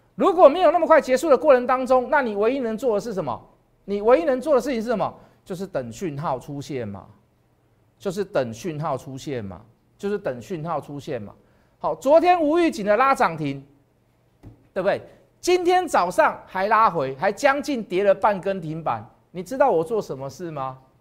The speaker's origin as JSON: {"language": "Chinese", "country": "Taiwan", "said": "我是台湾人"}